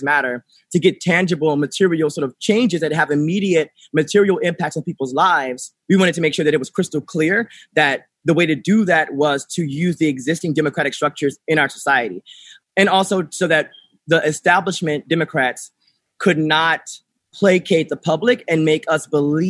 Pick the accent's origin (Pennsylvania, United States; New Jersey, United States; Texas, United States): Texas, United States; Beaumont; now in New York City, United States; my hometown, Beaumont, Texas